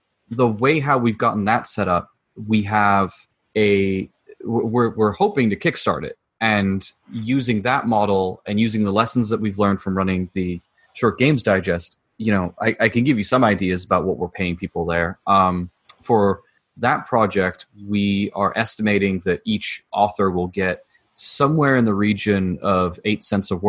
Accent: United Kingdom; moved away; I'm a British immigrant

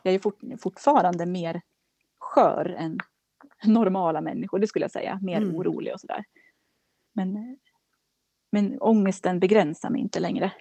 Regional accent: Kilafors, Gävleborg County, Sweden; now in Gävle, Sweden; jag, kommer från Kilafors i Hälsingland

